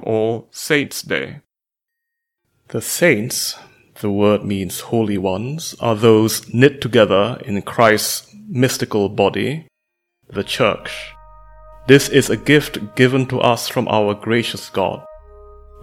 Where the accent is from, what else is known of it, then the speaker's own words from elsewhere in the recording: Malaysia; I am a mathematician from Malaysia.